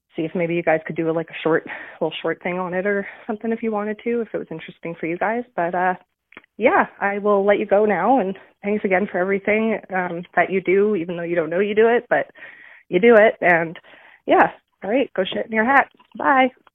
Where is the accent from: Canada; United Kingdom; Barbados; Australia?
Canada; White Rock, British Columbia; I grew up in White Rock, so I'm, you know, from, from your neck of the woods